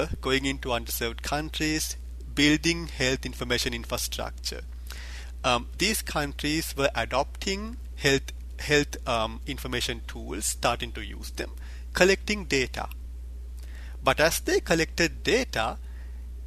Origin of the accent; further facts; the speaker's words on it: Sri Lanka; moved away; I grew up in Sri Lanka, a small Asian country